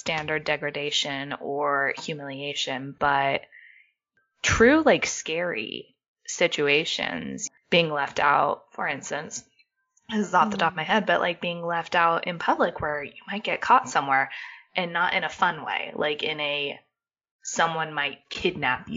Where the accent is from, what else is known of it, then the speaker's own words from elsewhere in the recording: United States; as an American